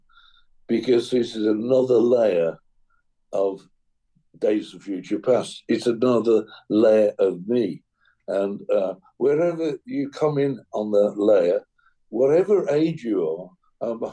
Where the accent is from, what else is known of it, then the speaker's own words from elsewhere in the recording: England, United Kingdom; as an Englishman